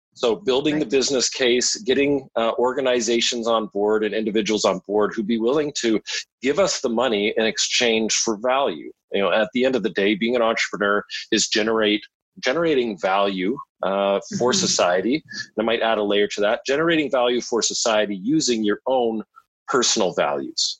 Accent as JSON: {"language": "English", "town": "London", "region": "Ontario", "country": "Canada", "tie": "born or raised there", "also_born_or_lived": "northern Alberta", "moved": "as an adult", "lives_now": "Vancouver Island, Canada", "said": "I grew up in London, Ontario, beautiful southwestern Ontario."}